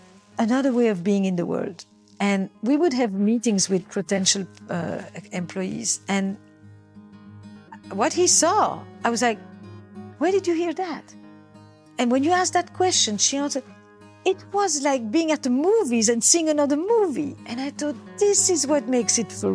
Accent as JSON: {"language": "English", "country": "Belgium", "said": "I come from Belgium"}